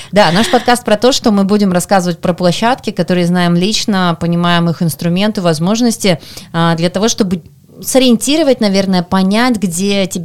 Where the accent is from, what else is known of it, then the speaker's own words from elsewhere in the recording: Krasnoyarsk Krai, Russia; Это мой первый форум, я из Красноярского края.